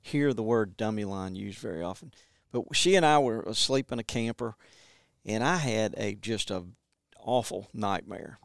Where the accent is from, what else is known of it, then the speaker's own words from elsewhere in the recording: Montgomery, Alabama, United States; now in West Point, United States; I grew up in Montgomery and, um, Montgomery, Alabama